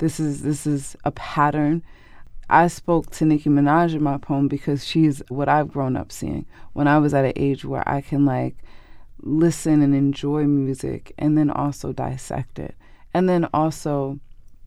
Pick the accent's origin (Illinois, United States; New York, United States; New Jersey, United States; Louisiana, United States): New Jersey, United States; Newark; my house growing up on Leslie Street